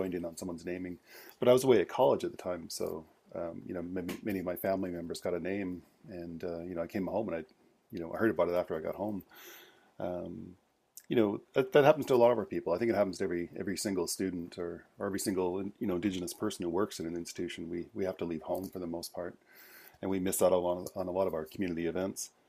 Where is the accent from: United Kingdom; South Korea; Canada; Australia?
Canada; British Columbia; In English, uh … I'm from Squamish Nation.